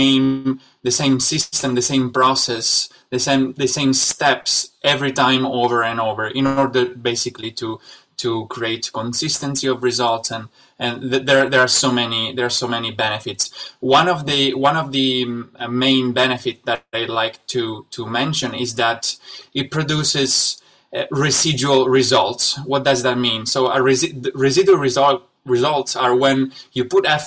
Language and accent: English; Italy; moved away as an adult; also born or lived in Shanghai, China; I'm originally from Italy, and but I spent the last 6 years of my life in Shanghai